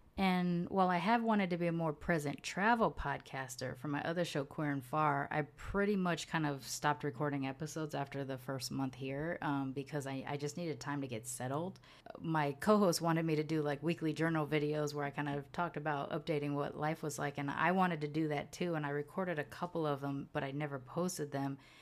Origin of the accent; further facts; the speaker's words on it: United States; moved away as an adult; also born or lived in California / Houston; now in Mérida, Mexico; I'm from both of those places